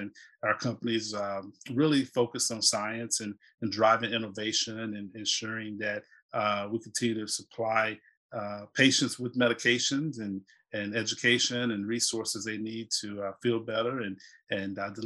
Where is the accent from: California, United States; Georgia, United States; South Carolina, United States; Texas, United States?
South Carolina, United States; moved away as an adult; also born or lived in Atlanta; now in North Carolina, United States; I live in North Carolina and originally from the Carolinas, born and raised in South Carolina